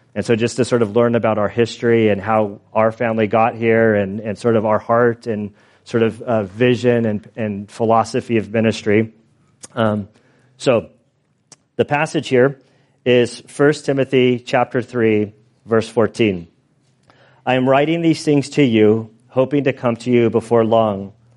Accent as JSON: {"language": "English", "town": "San Diego", "region": "California", "country": "United States", "tie": "born or raised there", "lives_now": "Valley Center, United States", "said": "I grew up kind of in San Diego."}